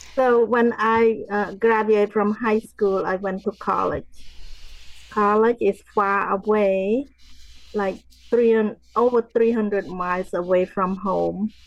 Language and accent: English; Cambodia; now in United States; growing up in Cambodia